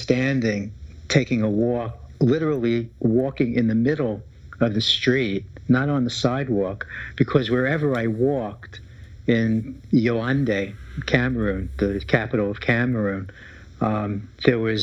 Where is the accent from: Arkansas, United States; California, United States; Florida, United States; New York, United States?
New York, United States; New York City; The Bronx